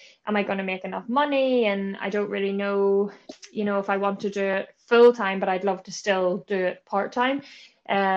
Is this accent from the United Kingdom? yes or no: yes; Bangor, Northern Ireland, United Kingdom; I'm just from Bangor, County Down.